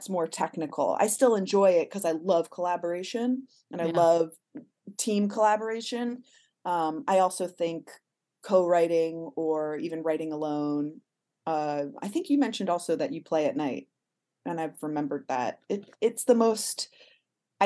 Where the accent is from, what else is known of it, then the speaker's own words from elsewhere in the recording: Miami, Florida, United States; moved away as an adult; also born or lived in Boston; now in Los Angeles, United States; I'm from Miami